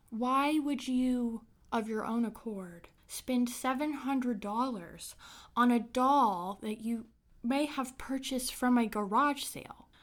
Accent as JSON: {"language": "English", "area": "Brown County", "region": "Indiana", "country": "United States", "tie": "born or raised there", "said": "I grew up in a small town in Indiana called Brown County."}